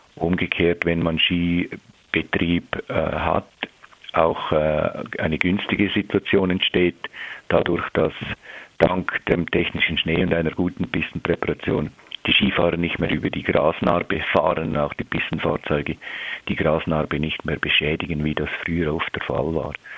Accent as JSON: {"language": "German", "country": "Switzerland", "said": "bei uns in der Schweiz"}